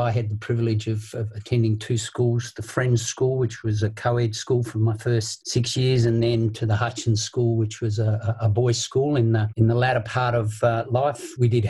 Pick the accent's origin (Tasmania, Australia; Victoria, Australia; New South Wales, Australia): Tasmania, Australia; I was lucky enough to be given opportunities there.